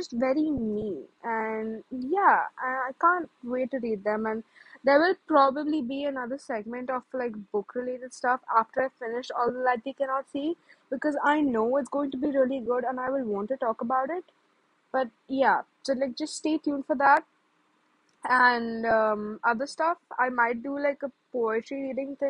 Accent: India; I'm an Indian

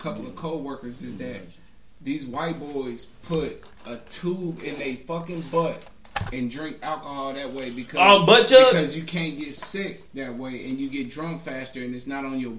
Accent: Dayton, Ohio, United States; I grew up in Five Oaks.

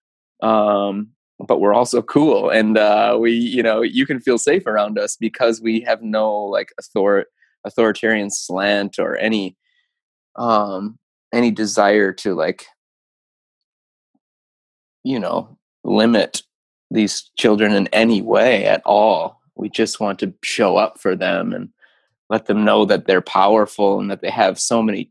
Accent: Keweenaw Peninsula, Upper Peninsula of Michigan, United States; moved away as an adult; now in Kalamazoo, United States; I grew up in the Keweenaw Peninsula of Michigan, in the Upper Peninsula

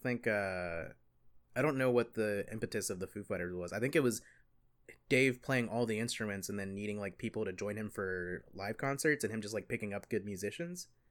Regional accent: the South, United States; I'm a Southerner

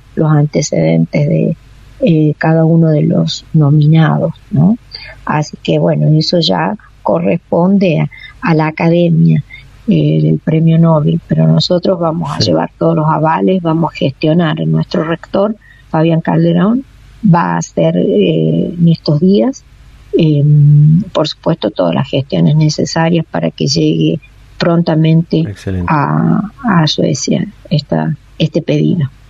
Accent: La Rioja, Argentina; nosotros como riojanos

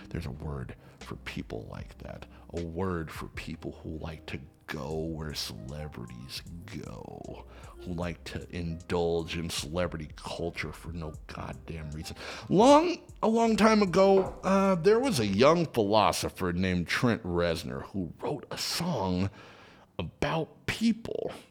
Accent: Los Angeles, California, United States; Listen, I grew up in Los Angeles, so I think of the Cinerama Dome as a real big deal and imagine seeing it at the Cinerama Dome.

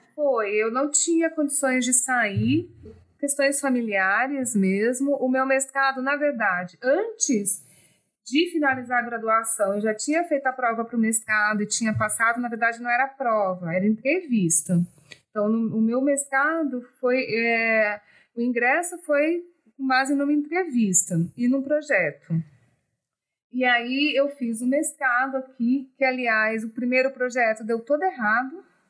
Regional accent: São Paulo, Brazil; now in Espírito Santo, Brazil; eu cresci em São Paulo, E depois voltei para o Espírito Santo

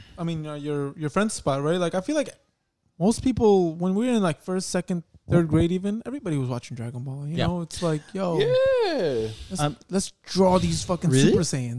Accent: Long Island, New York, United States; I grew up in a primarily minority town in Long Island

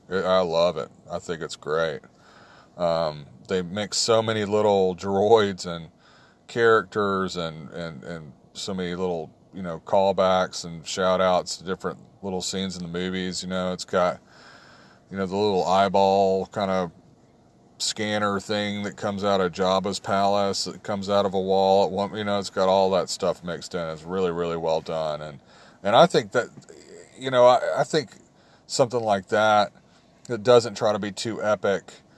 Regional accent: the South, United States; growing up in the South

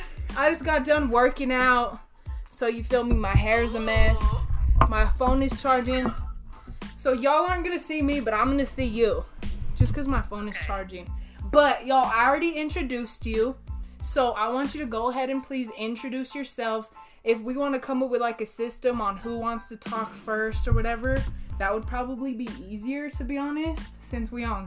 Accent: Raton, New Mexico, United States; the junior college that's literally like 20 minutes away from my hometown, Raton, New Mexico.

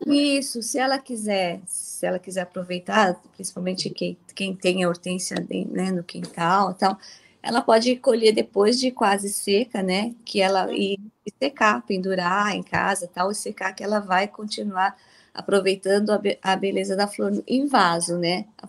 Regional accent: São Paulo, Brazil; also born or lived in Mirandópolis; aos dois anos de idade eu saí de Mirandópolis, meus pais vieram para São Paulo, né? Eles produziam no interior é, e, e em São Paulo eu cresci

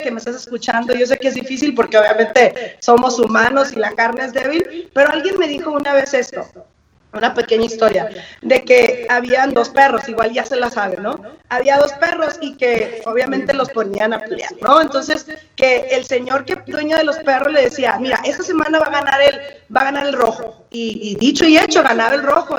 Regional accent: Sinaloa, Mexico; soy de Sinaloa, entonces la gente, nuestra gente de Sinaloa no me deja mentir que somos bien francas

